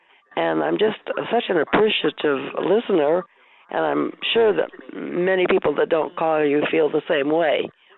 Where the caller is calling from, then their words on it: Rapid City, South Dakota, United States; I'm calling from Rapid City, South Dakota, and I just wanted to thank you for bringing this quality teaching each week.